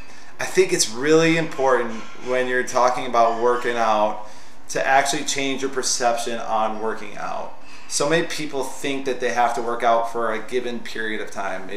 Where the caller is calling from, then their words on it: Seattle, Washington, United States; This is … from Seattle. I'm totally chill from Seattle. I'm having my Starbucks right now.